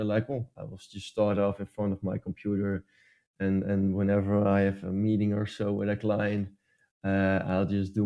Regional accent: Netherlands; English is a second language; English is also not my main language as well. I'm from the Netherlands

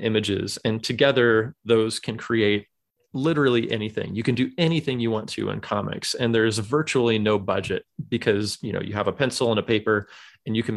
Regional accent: California, United States; moved away as an adult; now in Michigan, United States; I was born and raised and lived in California until about a dozen years ago or so. My wife mm-hmm. and I moved out to Michigan in 2008

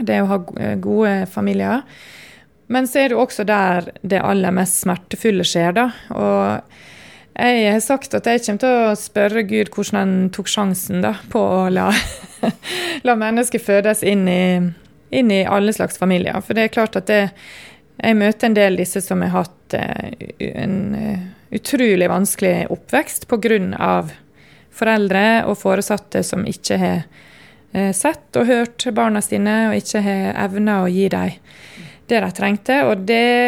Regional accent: Sunnmøre, Møre og Romsdal, Norway; now in Oslo, Norway; jeg er sunnmøring.

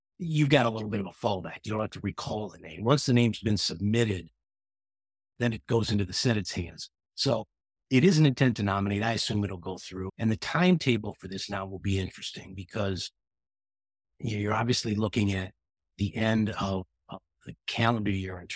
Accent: Rockford, Illinois, United States; friends of mine from my hometown of Rockford, Illinois.

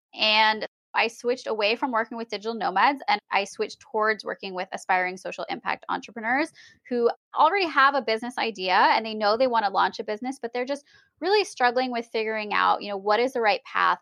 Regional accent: United States; being American and having been born in America

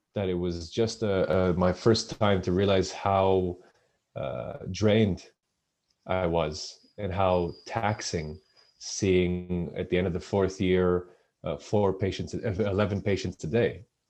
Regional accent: Israel; moved away as an adult; also born or lived in United Kingdom; I'm originally from Israel

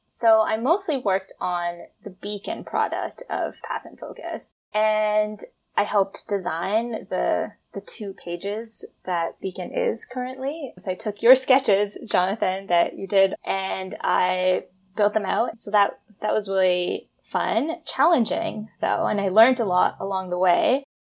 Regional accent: Toronto, Ontario, Canada; moved away as an adult; also born or lived in Vancouver / Alberta; now in Toronto, Canada; growing up in Toronto

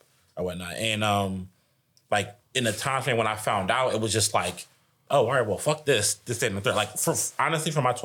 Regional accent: Philadelphia, Pennsylvania, United States; I grew up in West Philly on 62nd and Master Street

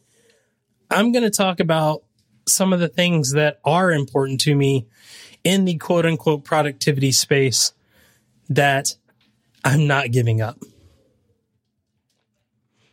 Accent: the South, United States; I'm from the South

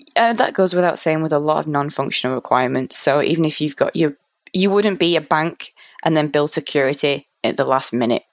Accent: Manchester, North West England, United Kingdom; So I'm from Manchester

